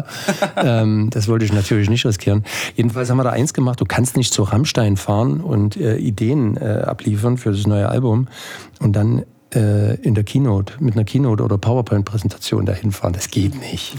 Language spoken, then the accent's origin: German; Ore Mountains, Saxony, Germany; moved away; also born or lived in Chemnitz; Ich stamme eigentlich aus, aus dem Erzgebirge